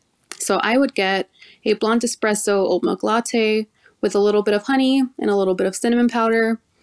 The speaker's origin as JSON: {"language": "English", "town": "El Paso", "region": "Texas", "country": "United States", "tie": "born or raised there", "also_born_or_lived": "Southern California", "moved": "yes", "lives_now": "Phoenix, United States", "said": "I was born in California, Southern California, and then grew up in Western Texas in El Paso, Texas."}